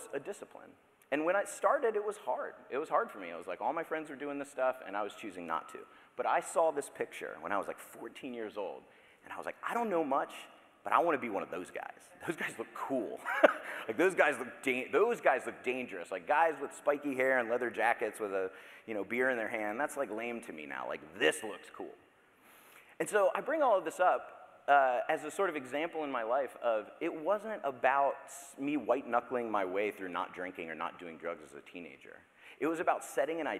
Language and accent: English; Daytona Beach, Florida, United States; I grew up in Daytona Beach, Florida